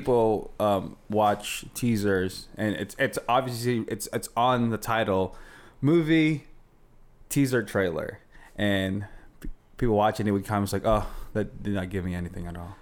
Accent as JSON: {"language": "English", "country": "Philippines", "tie": "born or raised there", "moved": "yes", "said": "Filipino. I grew up, uh, in Philippines."}